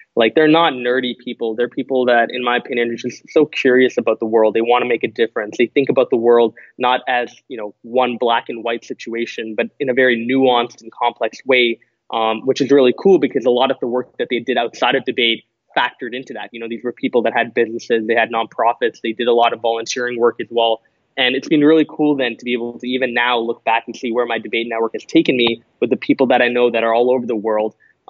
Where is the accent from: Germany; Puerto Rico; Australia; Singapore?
Singapore; competed at two world tournaments, one in Thailand, the second in Singapore, where I went back to my home country. And get this, I lost in the grand final against Singapore. So I lost to my home country in my home country in 2015.